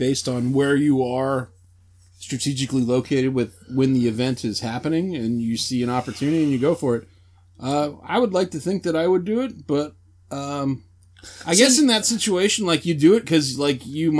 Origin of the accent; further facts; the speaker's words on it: Midwest, United States; moved away; I grew up in the Midwest